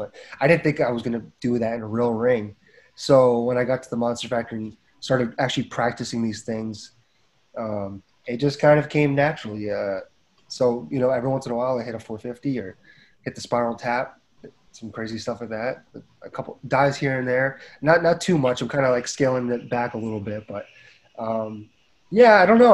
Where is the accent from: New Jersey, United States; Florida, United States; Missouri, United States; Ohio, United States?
New Jersey, United States; Edison; my hometown in Edison, New Jersey.